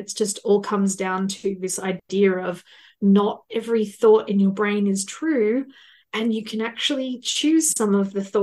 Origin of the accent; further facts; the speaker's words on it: Australia; I am from Australia